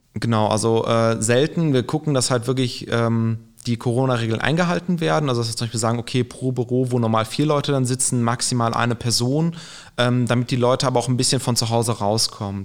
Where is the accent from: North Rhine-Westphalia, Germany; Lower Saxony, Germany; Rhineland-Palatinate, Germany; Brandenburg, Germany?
North Rhine-Westphalia, Germany; Aachen; moved away as an adult; now in Gelsenkirchen, Germany; ich gebürtig aus Aachen komme